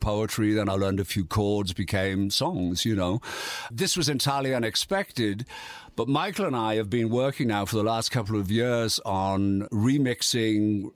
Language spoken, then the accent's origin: English; Yorkshire and the Humber, United Kingdom; moved away; Yorkshire, mate. Yorkshire, northeast, industrial northeast.